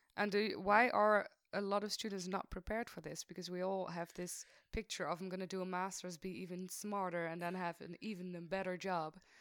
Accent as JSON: {"language": "English", "town": "Maastricht", "region": "Limburg", "country": "Netherlands", "said": "I'm from Maastricht. I'm still in Maastricht"}